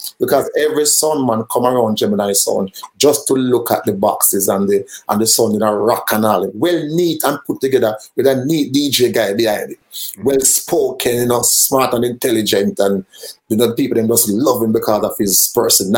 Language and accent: English; Kingston, Jamaica; we are from Kingston 13.